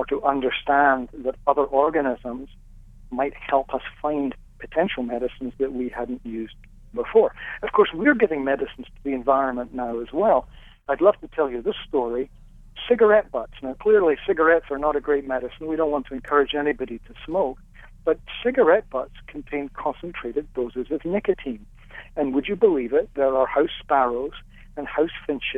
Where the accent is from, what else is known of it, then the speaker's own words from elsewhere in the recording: Scotland, United Kingdom; when I was growing up in Scotland, we had our milk delivered every day in glass bottles